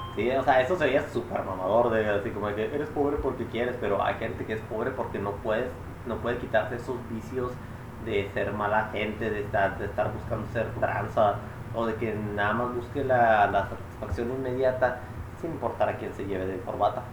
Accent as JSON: {"language": "Spanish", "region": "Chihuahua", "country": "Mexico", "said": "somos de Chihuahua"}